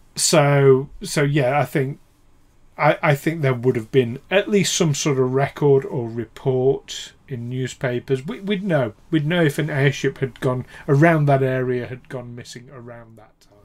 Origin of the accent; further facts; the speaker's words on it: United Kingdom; with us being British and in Britain